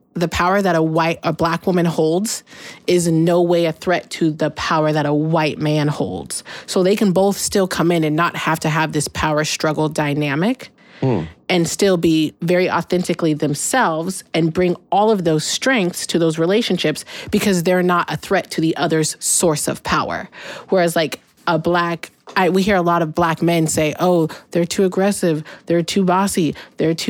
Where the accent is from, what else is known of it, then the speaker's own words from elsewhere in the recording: Pacific Northwest, United States; I've been in the Pacific Northwest my whole life